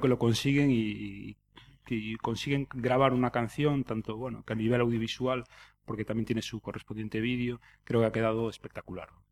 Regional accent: Bueu, Galicia, Spain; also born or lived in Barcelona / Murcia / Pontevedra / Poio; soy de huevo y, así me lo, llevo en la sangre, ¿no? Y, de hecho ahora mismo resido allí

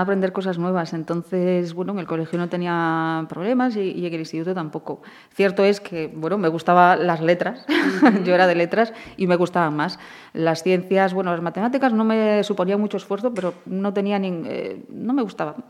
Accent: Portas, Galicia, Spain; also born or lived in Santiago de Compostela; yo nací en Portas, en Portas. En sí. Es un ayuntamiento entre Caldas de Reis y García, en esa zona, un pequeño ayuntamiento. Y ahí crecí con mis hermanos

